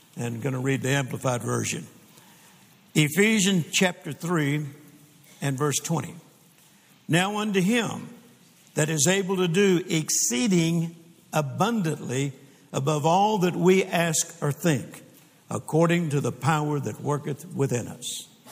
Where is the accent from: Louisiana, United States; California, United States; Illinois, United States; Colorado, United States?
Louisiana, United States; also born or lived in Mississippi; now in Texas, United States; I am born in Mississippi and grew up in Louisiana and then got hit to Texas just as fast as I could